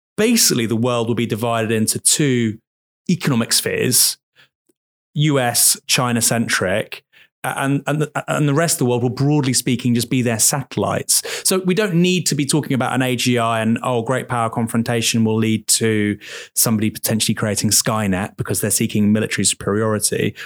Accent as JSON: {"language": "English", "town": "Bournemouth", "region": "South West England", "country": "United Kingdom", "said": "I'm from Bournemouth."}